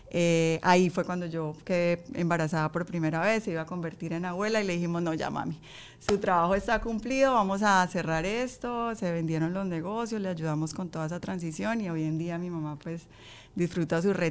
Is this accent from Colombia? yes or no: yes; Colombia; moved away as an adult; Yo salí de Colombia hace 16 años.